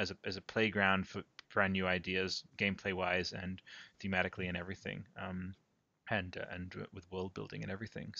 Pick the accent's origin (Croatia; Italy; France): Italy; moved away; I grew up in Italy